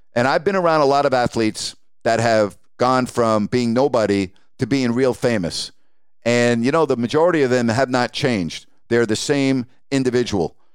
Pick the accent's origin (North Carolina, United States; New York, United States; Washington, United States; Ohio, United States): New York, United States; I'm from New York, I'm a diehard Giants fan